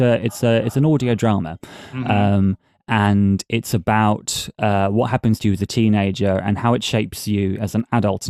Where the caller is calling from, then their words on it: York, Yorkshire and the Humber, United Kingdom; I am calling from across the pond in York, the north of England